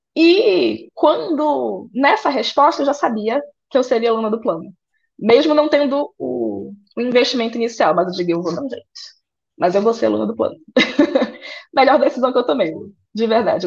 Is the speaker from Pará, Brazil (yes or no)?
yes; Santa Isabel do Pará, Pará, Brazil; de São Isabel do Pará, interior do Pará, filha de agricultores é, fui criada no interior